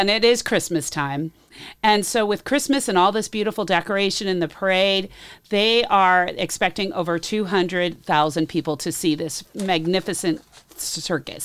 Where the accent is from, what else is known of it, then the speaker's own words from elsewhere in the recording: near Disneyland, California, United States; moved away; growing up, I always knew when it was about nine thirty-five because the fireworks would go off and we could all, you could hear the Disneyland fireworks around, all around Disneyland. So when I'm, uh, visiting my hometown